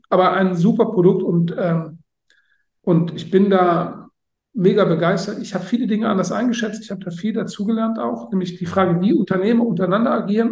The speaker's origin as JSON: {"language": "German", "country": "Germany", "said": "ich äh, bin Deutscher"}